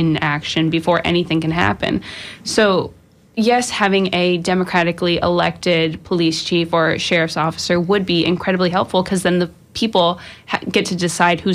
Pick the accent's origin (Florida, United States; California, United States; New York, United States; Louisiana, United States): Florida, United States; Jacksonville; I'm from Jacksonville, and Jacksonville is a one county, one city